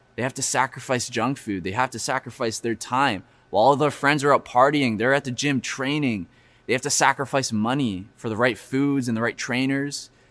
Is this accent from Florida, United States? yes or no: yes; Florida, United States; now in Vancouver, Canada; I grew up in Florida